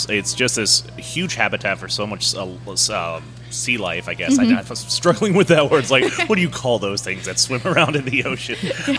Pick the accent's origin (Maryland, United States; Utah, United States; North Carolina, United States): North Carolina, United States; now in New Orleans, United States; Yeah, I'm from North Carolina originally